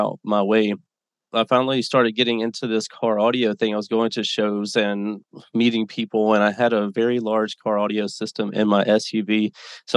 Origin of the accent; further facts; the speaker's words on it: Mississippi, United States; moved away as an adult; now in Las Vegas, United States; I was born and raised in Mississippi, a little town, 20,000 people